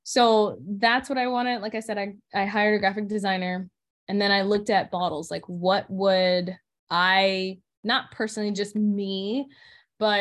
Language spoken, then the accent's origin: English; Florida, United States; moved away; I'm from Florida.